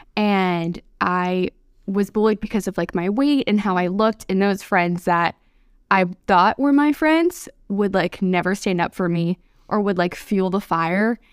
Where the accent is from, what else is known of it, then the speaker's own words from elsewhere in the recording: north of Atlanta, Georgia, United States; also born or lived in Pennsylvania; I left Pennsylvania when I was three, so I have mainly grown up in Georgia, about forty-five minutes north of Atlanta